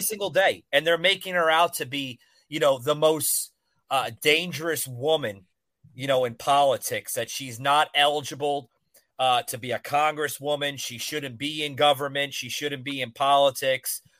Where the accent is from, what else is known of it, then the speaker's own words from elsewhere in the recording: New Jersey, United States; moved away; my accent, I'm actually from the Northeast. I I grew up in uh, Central North Jersey